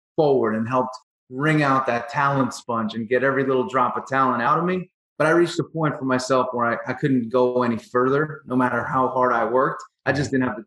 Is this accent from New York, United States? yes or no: yes; New York, United States; I grew up in New York